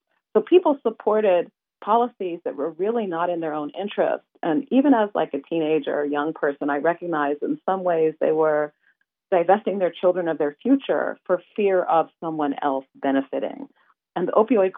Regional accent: Erie, Pennsylvania, United States; I grew up in Western Pennsylvania, which is in Erie, Pennsylvania

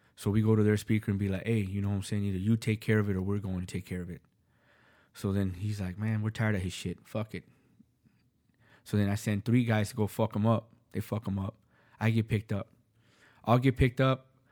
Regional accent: California, United States; I'm from California

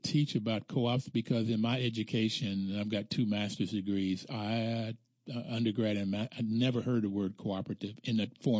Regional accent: Bluefield, West Virginia, United States; moved away as an adult; I grew up in Bluefield, West Virginia, which is rural. And I graduated in 1965 from high school

